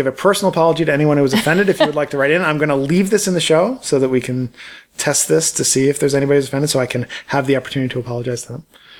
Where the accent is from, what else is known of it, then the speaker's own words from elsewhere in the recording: Baltimore, Maryland, United States; accent: Baltimore; So my accent, from Baltimore, is a lower middle class accent. And I worked very hard to get rid of it because I felt that it pegged me economically.